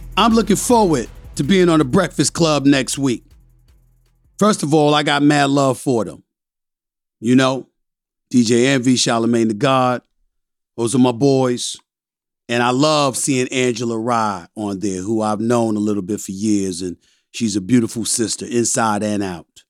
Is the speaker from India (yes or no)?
no; U.S. Virgin Islands; I'm from the West Indies, I'm from Saint Thomas, Virgin Islands